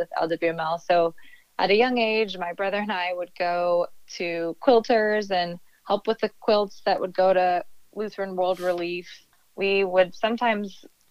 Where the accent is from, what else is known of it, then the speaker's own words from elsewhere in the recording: Ponca City, Oklahoma, United States; now in Topeka, United States; I grew up in Ponca City